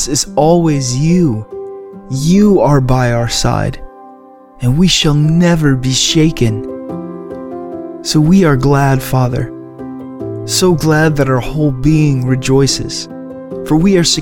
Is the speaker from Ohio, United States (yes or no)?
yes; Cleveland, Ohio, United States; moved away as an adult; also born or lived in Louisville, Kentucky; I grew up in Cleveland, Ohio, and my wife and I moved away about 5 years ago